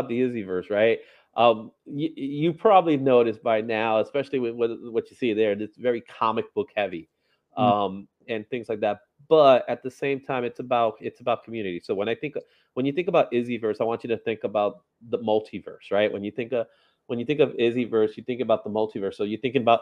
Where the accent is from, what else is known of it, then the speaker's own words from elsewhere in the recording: New York City, New York, United States; I consider myself a Bronx native, born and raised in, I grew up in Fordham